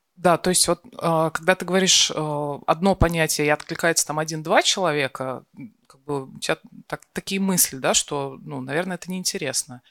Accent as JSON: {"language": "Russian", "town": "Perm", "region": "Perm Krai", "country": "Russia", "also_born_or_lived": "Moscow", "moved": "as an adult", "said": "я сам из Перми, я учился в театральном, э, потом приехал в Москву"}